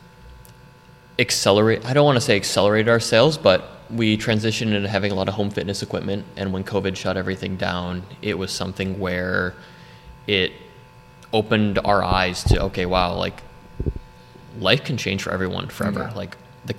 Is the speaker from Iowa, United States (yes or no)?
no; Wilmette, Illinois, United States; moved away as an adult; also born or lived in Florida; now in North Carolina, United States; born and raised in Chicago in Wilmette, Illinois.